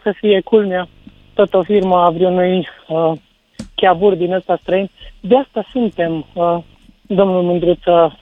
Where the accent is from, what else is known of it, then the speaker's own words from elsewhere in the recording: Sibiu, Sibiu County, Romania; eu sunt din Sibiu